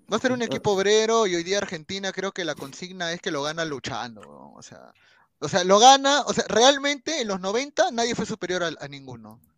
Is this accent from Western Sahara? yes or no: no; Peru; Yo soy peruano